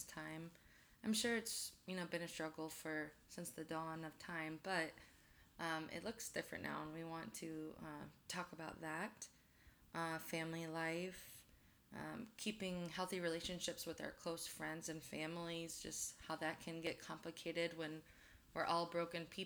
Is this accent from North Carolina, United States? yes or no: no; Memphis, Tennessee, United States; moved away as an adult; also born or lived in Chicago, United States; now in Omaha, United States; moved to Memphis, Tennessee when I was a kid. Spent most of my life there, but I'm kind of a confused Midwestern Southerner